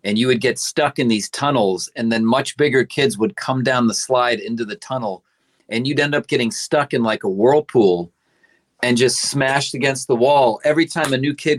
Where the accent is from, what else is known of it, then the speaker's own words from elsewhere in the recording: Cleveland, Ohio, United States; moved away; Back in Ohio, I grew up in Cleveland.